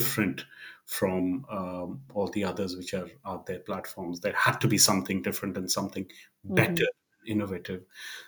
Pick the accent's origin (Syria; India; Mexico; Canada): India; I come from India